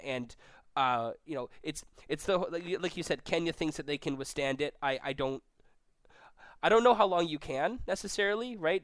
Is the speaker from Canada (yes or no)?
yes; Vancouver, British Columbia, Canada; now in Toronto, Canada; we're both from Vancouver. We both live in Toronto now.